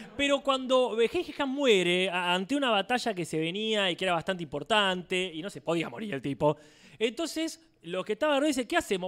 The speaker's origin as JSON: {"language": "Spanish", "country": "Argentina", "said": "yo soy de Argentina"}